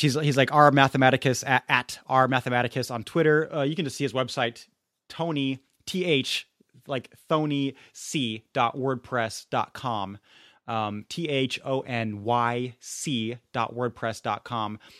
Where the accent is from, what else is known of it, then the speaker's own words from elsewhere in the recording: Munich, Bavaria, Germany; now in Santa Clara, United States; growing up in Munich